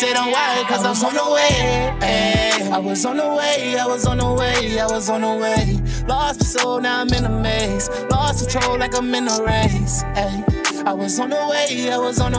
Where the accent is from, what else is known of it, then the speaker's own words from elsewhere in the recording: Baltimore, Maryland, United States; I grew up in Baltimore City